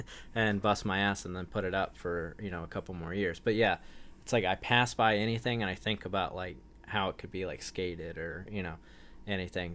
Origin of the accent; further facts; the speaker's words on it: Wilmington, North Carolina, United States; I grew up in Wilmington, North Carolina, which was, like, beach town